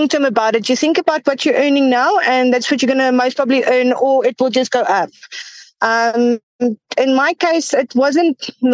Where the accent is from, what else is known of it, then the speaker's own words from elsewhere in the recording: Johannesburg, Gauteng, South Africa; I'm from Johannesburg. I've been here. I've been born in Johannesburg, and I haven't left the city yet.